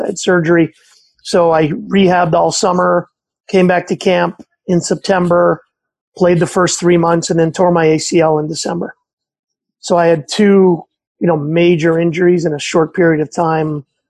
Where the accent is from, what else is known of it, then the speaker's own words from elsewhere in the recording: Montreal, Quebec, Canada; I grew up in Montreal